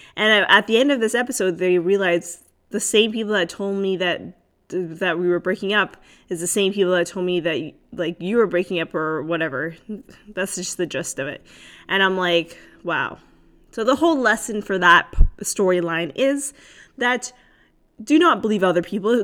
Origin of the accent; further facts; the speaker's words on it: Canada; I am Canadian